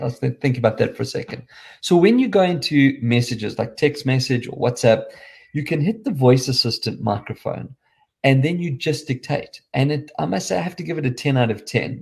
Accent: South Africa; accent: South African

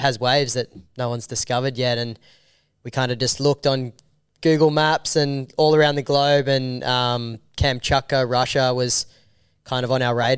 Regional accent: Avalon Beach, New South Wales, Australia; we grew up in Avalon Beach, which is, like, the safest, perfect

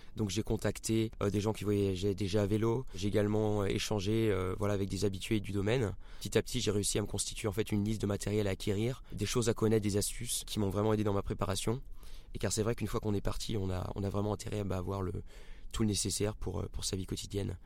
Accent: Rennes, Brittany, France; moved away; also born or lived in Marseille; je suis originaire de Rennes euh, en Bretagne

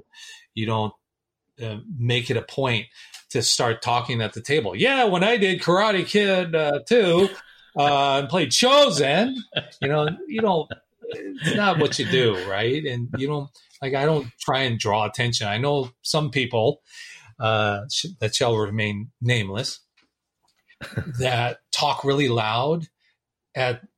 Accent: Los Angeles, California, United States; I was born in Hollywood, California

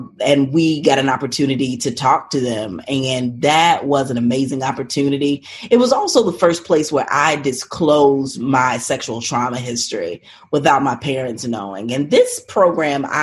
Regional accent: Charlotte, North Carolina, United States; I grew up in Charlotte, North Carolina.

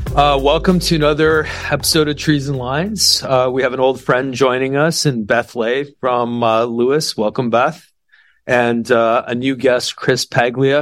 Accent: Toronto, Ontario, Canada; now in Texas, United States; I'm from Toronto

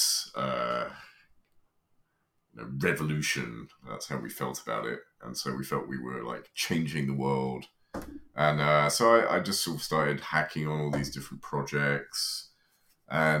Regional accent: United Kingdom; moved away; I grew up in Britain, but no longer live there

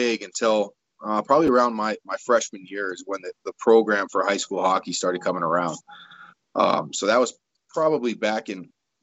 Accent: Espanola, New Mexico, United States; moved away; also born or lived in Denver / Toledo; where I grew up in Espanola, we didn't have a high school program

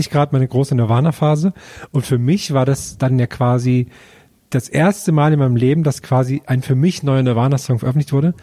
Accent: Thuringia, Germany; in Thüringen ist jetzt zum Beispiel in meinem Heimatdorf

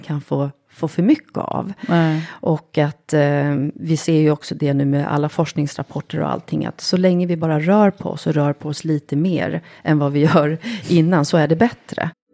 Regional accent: Lidingö, Stockholm County, Sweden; jag är uppvuxen eh, egentligen på Lidingö

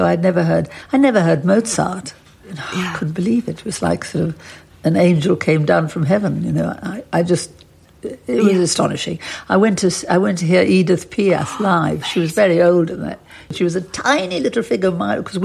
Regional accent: Johannesburg, Gauteng, South Africa; moved away as an adult; also born or lived in Paris; I'd been brought up in apartheid South Africa

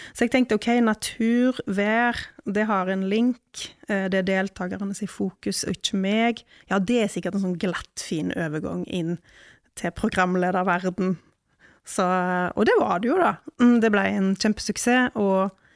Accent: Ølen, Vestland, Norway; jeg er fra Ølen

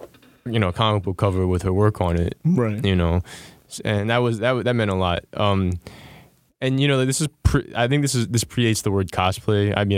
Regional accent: New York City, New York, United States; I grew up in Flushing

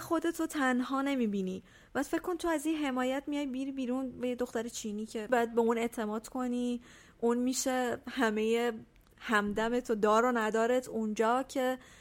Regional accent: Iran; moved away as an adult; also born or lived in Italy

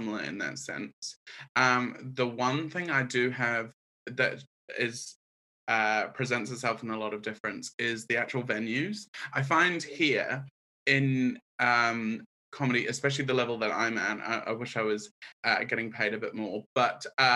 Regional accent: Auckland, New Zealand; accent: hybrid; moved away as an adult; now in London, United Kingdom; I am from Auckland. I grew up there.

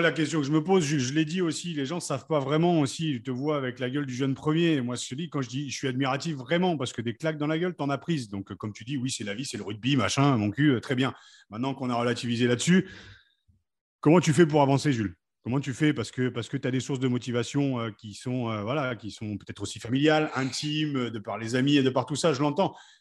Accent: Picardy, Hauts-de-France, France; en tant que Picard, je suis quand même assez fier

